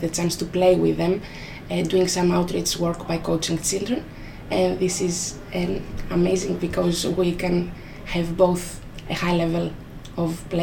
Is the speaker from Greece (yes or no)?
yes; Greece; moved away as an adult; now in London, United Kingdom; I am from Greece